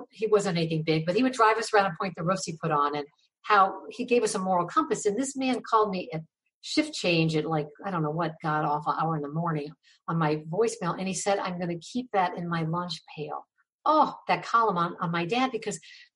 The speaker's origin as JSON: {"language": "English", "town": "Ravenna", "region": "Ohio", "country": "United States", "tie": "born or raised there", "moved": "yes", "said": "I grew up in Ravenna. I think the population when I was a kid was 10,000."}